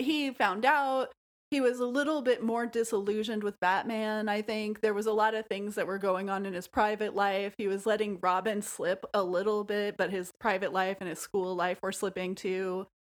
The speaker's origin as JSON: {"language": "English", "region": "rural Missouri", "country": "United States", "tie": "born or raised there", "also_born_or_lived": "Nashville, Tennessee", "said": "I was a kid who lived in rural Missouri, and I was bored out of my mind all of the time, of course, because it was a boring place to live. I was from Nashville and had moved to a rural place"}